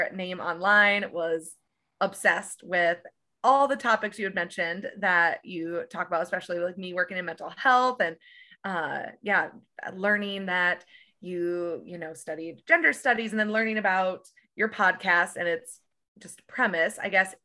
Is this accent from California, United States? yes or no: no; Iowa, United States; moved away; I'm originally from Iowa, so like very Midwest